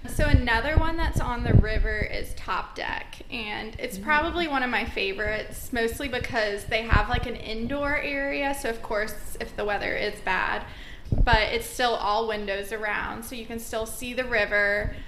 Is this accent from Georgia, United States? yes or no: yes; Georgia, United States; now in Savannah, United States; I'm actually from Georgia, but I moved to Savannah about four and a half years ago